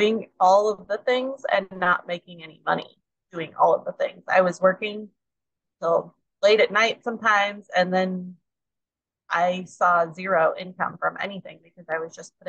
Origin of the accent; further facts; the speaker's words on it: Nebraska, United States; I am from Berkeley, Nebraska, about the center of the U.S.